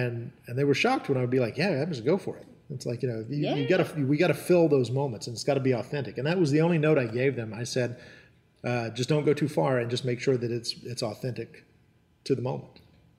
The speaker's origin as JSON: {"language": "English", "region": "North Carolina", "country": "United States", "tie": "born there", "said": "So even though I was born in Western North Carolina in the 1970s, I was the only member of my family that didn't have a local dialect."}